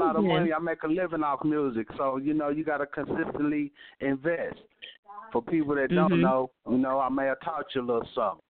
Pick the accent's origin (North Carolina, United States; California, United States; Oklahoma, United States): Oklahoma, United States; Tulsa; I'm from Tulsa, Oklahoma.